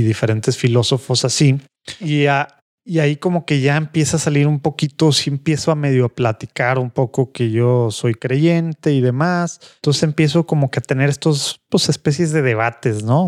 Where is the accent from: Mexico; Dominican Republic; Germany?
Mexico; Monterrey, Nuevo León; born or raised there; also born or lived in Rome / St. Paul